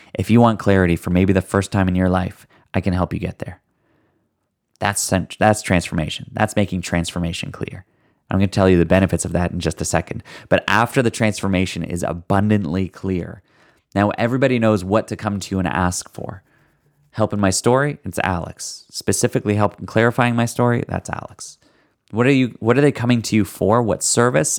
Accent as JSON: {"language": "English", "country": "Canada", "said": "I'm Canadian"}